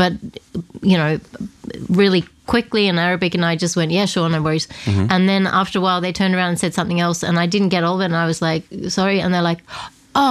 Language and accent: English; Australia; first language Estonian; now in Oman; everyone then was like, okay, now we're going to just be Australian